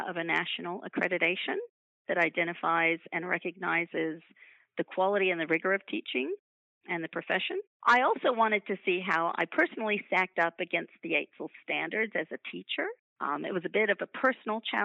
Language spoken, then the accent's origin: English; United States; moved away as an adult; now in Queensland, Australia; my accent. I come from the United States originally